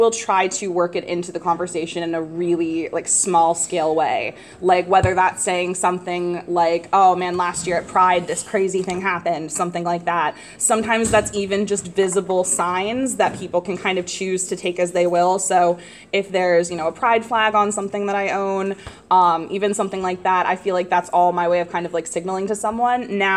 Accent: Midwest, United States; growing up in the Midwest

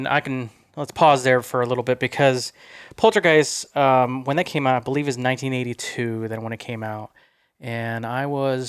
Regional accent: Midwest, United States; I'm from the Midwest

